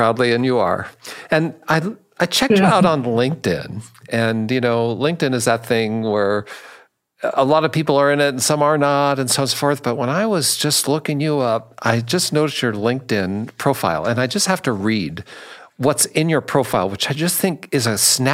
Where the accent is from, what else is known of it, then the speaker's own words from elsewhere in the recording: Seattle, Washington, United States; I'm from Seattle, and I dreamed of politics, and I actually represented Northwest Seattle in the state house